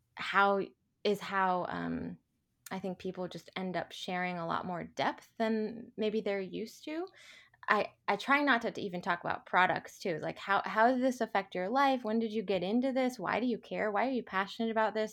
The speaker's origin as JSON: {"language": "English", "town": "Portland", "country": "United States", "tie": "born or raised there", "moved": "yes", "said": "I'm a native Portlander and I've been back here in my hometown for about two years"}